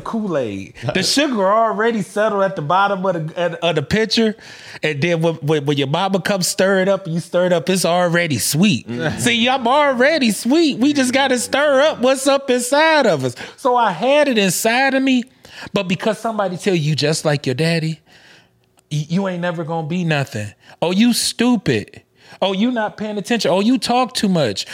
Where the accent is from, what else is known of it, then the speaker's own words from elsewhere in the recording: Memphis, Tennessee, United States; We come from Memphis, Tennessee